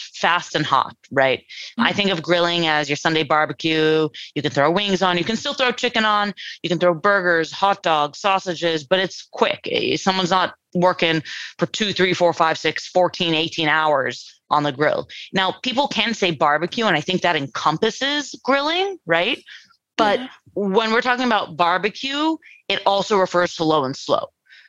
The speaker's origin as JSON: {"language": "English", "town": "Los Angeles", "region": "California", "country": "United States", "tie": "born or raised there", "said": "I'm born and raised in California, in Los Angeles, San Fernando Valley"}